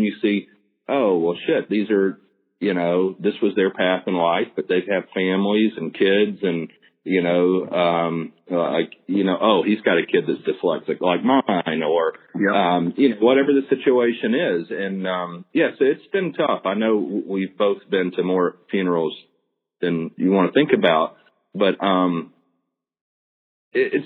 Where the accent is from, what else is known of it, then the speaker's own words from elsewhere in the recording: the South, United States; growing up in the South